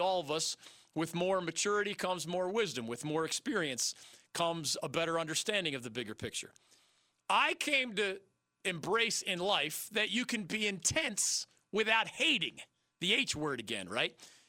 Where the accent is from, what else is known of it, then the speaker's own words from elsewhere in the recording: Pennsylvania, United States; Growing up in … in Pennsylvania as a little kid